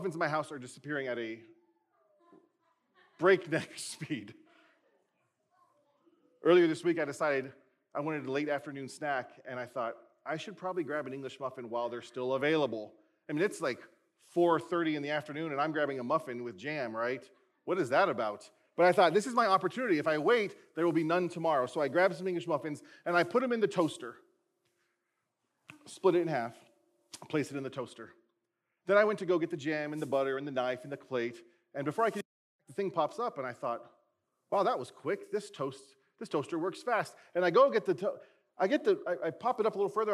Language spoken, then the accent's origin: English; United States; we as American Christians